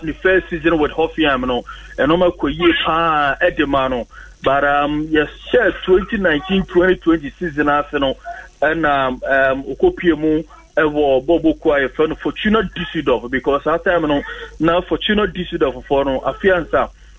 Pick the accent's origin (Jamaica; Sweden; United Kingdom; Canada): Jamaica; to me, Asha see I'm a Jamaican, you know, so I be here, come on.